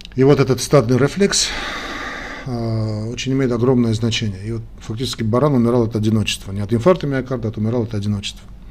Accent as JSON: {"language": "Russian", "country": "Armenia", "said": "армяне как мы"}